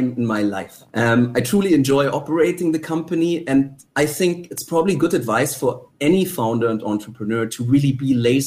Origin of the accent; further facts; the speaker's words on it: Germany; now in Singapore; I am originally from Germany, but I think, so first of all, Singapore is my home